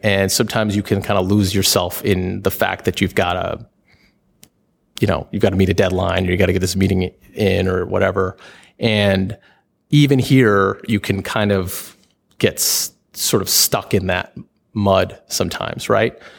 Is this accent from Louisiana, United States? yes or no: no; New York, United States; now in Washington, D.C., United States; I am from New York